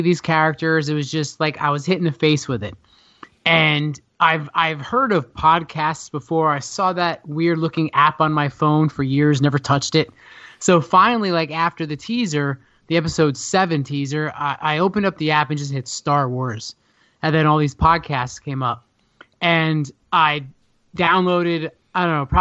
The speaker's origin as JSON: {"language": "English", "region": "New Jersey", "country": "United States", "said": "I'm from New Jersey"}